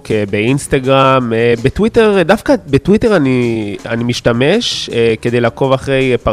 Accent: Argentina; טוב, אני ארגנטינאי, אז ככה, רוב הספורטאים שאני באמת עוקב אחריהם הם שחקני כדורגל ארגנטינה

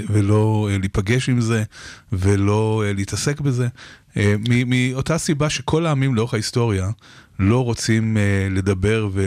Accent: Israel; ישראלים, אנחנו אוהבים את ישראל

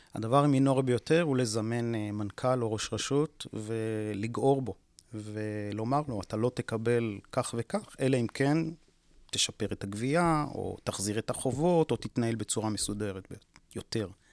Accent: Israel; שנולדנו כאן וגדלנו כאן

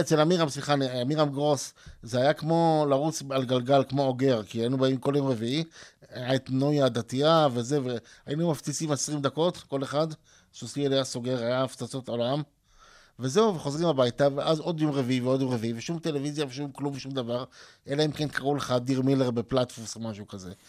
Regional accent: Ramat HaSharon, Tel Aviv District, Israel; also born or lived in Hadar Yosef, Tel Aviv; גדלתי ברמת אביב, בהדר יוסף, ברמת השרון אחרי זה

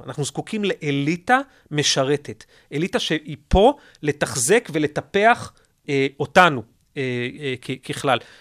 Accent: Israel; פה אצלנו בישראל

